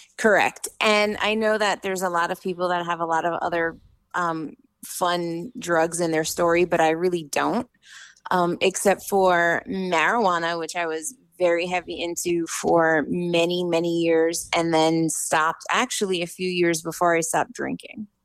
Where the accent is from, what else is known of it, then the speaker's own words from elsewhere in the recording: New York City, New York, United States; I'm from New York City